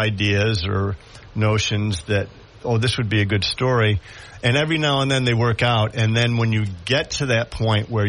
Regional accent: Syracuse, New York, United States; now in Binghamton, United States; I actually grew up in the Syracuse area. I've been in Binghamton, the Binghamton area, for probably about more than 30 years.

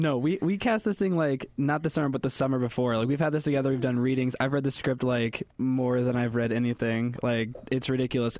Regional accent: central Illinois, United States; I'm not from California. I'm from, like, the heart of Illinois, like, cornfield towns

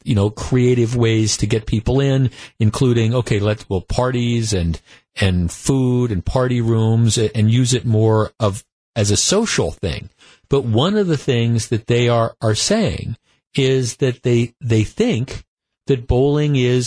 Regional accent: Wisconsin, United States; growing up in Wisconsin

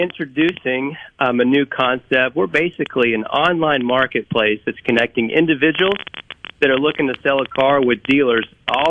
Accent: Kentucky, United States; now in Mississippi, United States; Yeah, so I've lived in Mississippi, not originally from here. I moved to the state from Kentucky about 10 years ago.

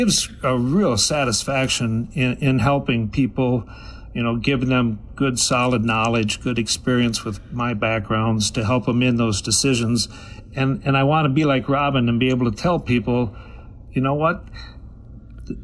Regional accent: Preston, Minnesota, United States; also born or lived in Chatfield; I grew up down in Preston

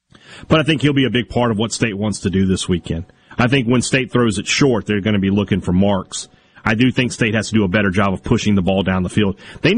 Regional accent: Starkville, Mississippi, United States; here in my hometown of Starkville, Mississippi.

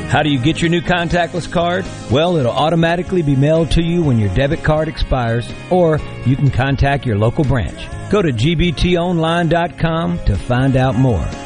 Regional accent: Vicksburg, Mississippi, United States; born or raised there; moved away as an adult; also born or lived in Nashville

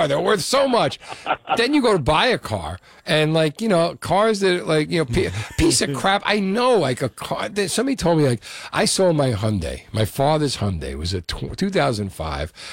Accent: Union City, New Jersey, United States; I'm from Union City

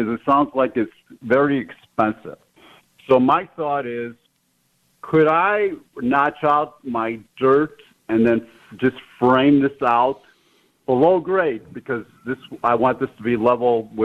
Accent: Chicago, Illinois, United States; now in Alabama, United States; we're originally from Chicago, but we currently live in Alabama

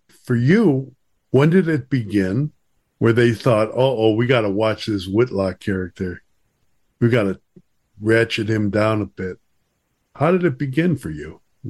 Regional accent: Chicago, Illinois, United States; I'm from Chicago, the South Side.

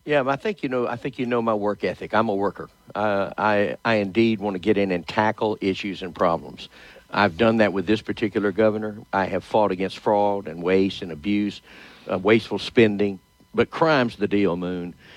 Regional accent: Shreveport, Louisiana, United States; born and raised in Shreveport.

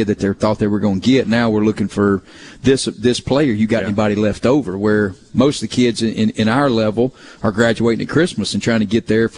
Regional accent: Calhoun City, Mississippi, United States; from my hometown, from Calhoun City

